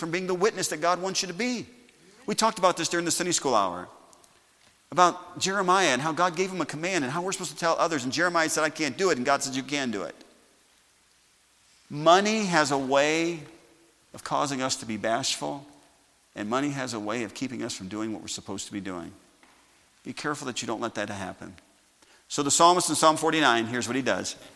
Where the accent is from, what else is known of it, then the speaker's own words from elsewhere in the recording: Sauk Village, Illinois, United States; growing up in Sauk Village